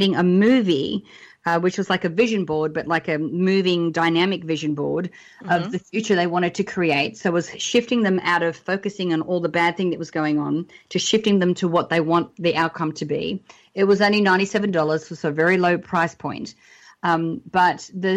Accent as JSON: {"language": "English", "country": "Australia", "tie": "born or raised there", "moved": "as an adult", "lives_now": "Los Angeles, United States", "said": "we're Australian, we're over here"}